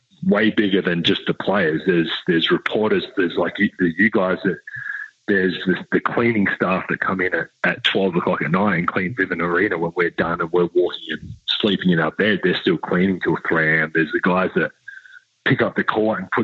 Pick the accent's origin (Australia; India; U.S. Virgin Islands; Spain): Australia; now in Utah, United States; being Australian